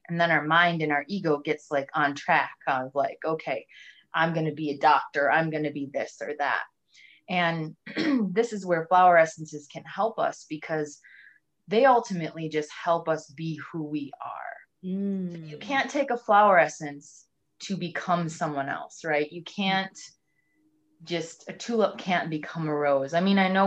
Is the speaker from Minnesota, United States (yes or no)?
yes; Minnesota, United States; I'm from Minnesota.